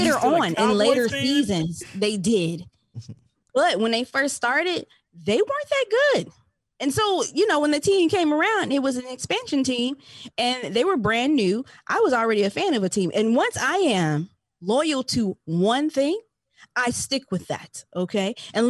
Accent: North Carolina, United States; now in Arizona, United States; I'm from North Carolina.

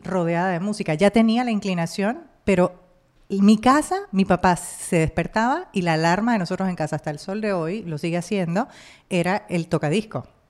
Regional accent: Panama; moved away as an adult; now in Miami, United States; en mi país, Panamá

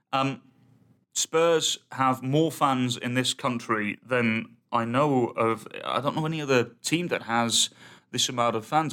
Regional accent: England, United Kingdom; I'm English

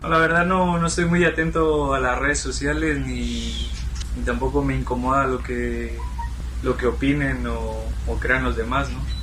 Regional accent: Mexico; moved away; A mí como mexicano

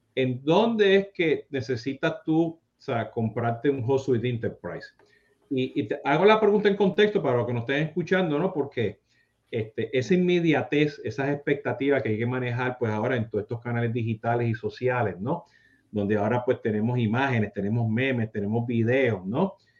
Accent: Puerto Rico; now in South Florida, United States; yo siendo boricua

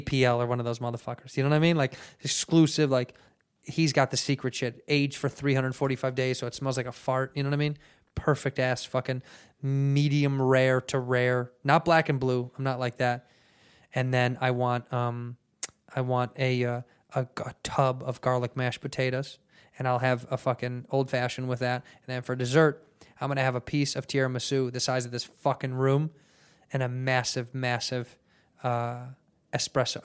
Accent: United States; I'm American.

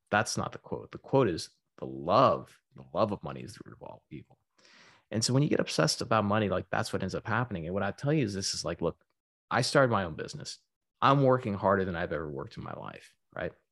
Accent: Texas, United States; also born or lived in Florida / Silicon Valley; now in Southern California, United States; I'm originally from Texas, but I was living in Florida

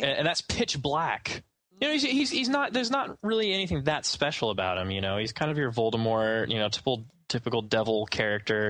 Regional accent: United States; we Americans

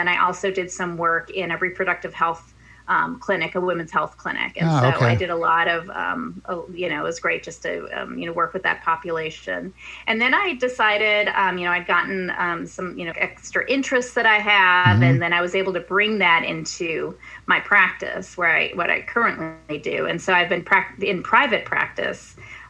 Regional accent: Minneapolis, Minnesota, United States; moved away as an adult; also born or lived in Bloomington, Minnesota / Madison, Wisconsin / Milwaukee, Wisconsin; now in Washington, D.C., United States; I was born and raised in Minneapolis. I actually lived near Lake Nokomis.

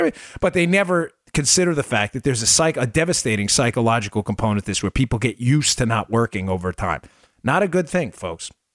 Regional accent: Glendale, United States; I grew up in Glendale

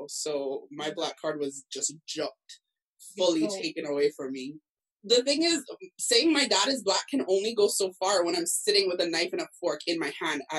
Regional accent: Cayman Islands; I'm from the Cayman Islands

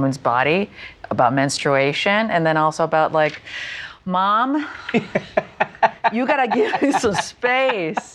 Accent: Canada; moved away as an adult; having been born and raised in Canada

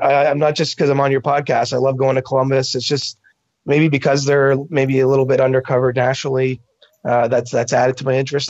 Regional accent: Canada; I'm Canadian

